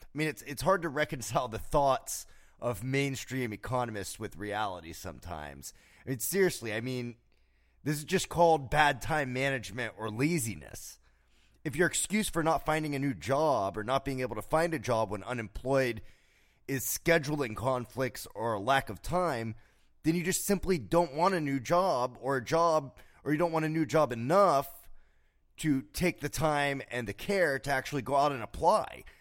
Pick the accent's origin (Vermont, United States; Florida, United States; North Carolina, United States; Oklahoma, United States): Florida, United States; South; growing up in South Florida, I remember a time as a child